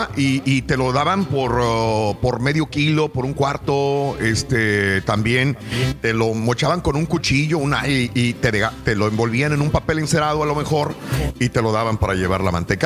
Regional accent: Mexico; como mexicanos

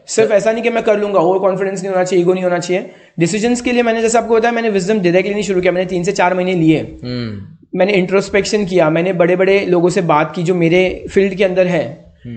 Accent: Nadol, Rajasthan, India; जब हम क्रिकेट खेलते थे ना हमारे गांव में

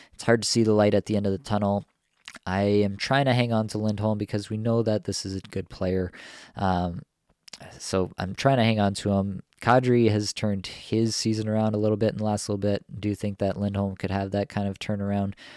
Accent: Toronto, Ontario, Canada; my hometown Leafs here

